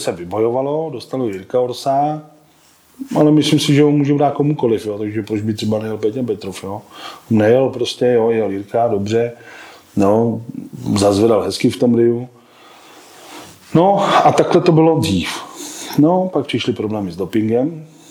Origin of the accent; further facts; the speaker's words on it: Czechia; u nás v Čechách